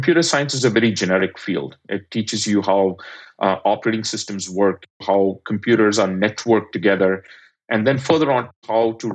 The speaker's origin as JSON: {"language": "English", "country": "India", "tie": "born or raised there", "moved": "yes", "said": "I'm an immigrant, I grew up in India"}